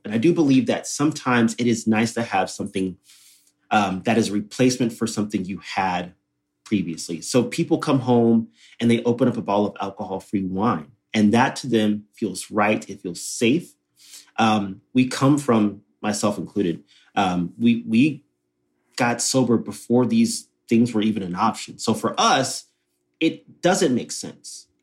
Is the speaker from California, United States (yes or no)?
no; Texas, United States; born and raised in Texas